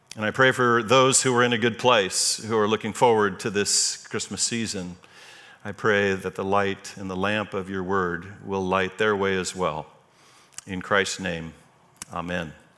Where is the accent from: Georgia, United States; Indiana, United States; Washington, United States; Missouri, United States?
Washington, United States; Eastside; I grew up on the East Side. My family moved there in the nineteen fifties